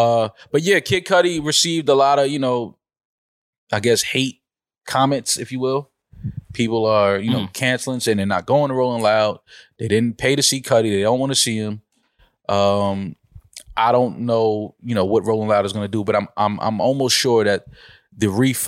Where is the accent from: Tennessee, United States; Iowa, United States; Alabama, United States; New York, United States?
New York, United States; New York City; I'm from the Bronx.